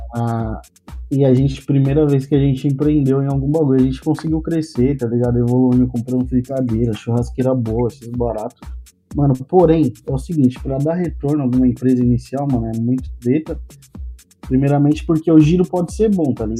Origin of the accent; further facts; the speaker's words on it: Zona Leste, São Paulo, Brazil; eu sou da Zona Leste